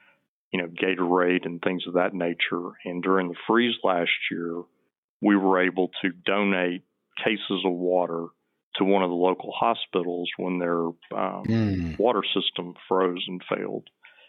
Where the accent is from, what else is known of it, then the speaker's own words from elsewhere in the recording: Beaumont, Texas, United States; But I grew up in Beaumont and went to college at SMU